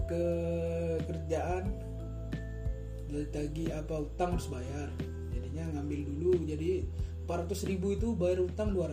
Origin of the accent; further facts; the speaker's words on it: Aceh, Indonesia; lah kalau di kampungku kalau di Aceh sana ini ada Aceh ya kan kalau aku di Aceh rata-rata memang anak-anak ah, kuliah tamat kuliah yang kerjaan gak jelas